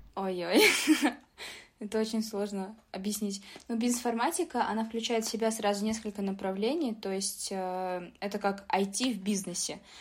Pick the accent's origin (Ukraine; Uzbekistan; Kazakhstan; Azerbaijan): Uzbekistan; Tashkent; now in Moscow, Russia; Я просто сама из Ташкента, из Узбекистана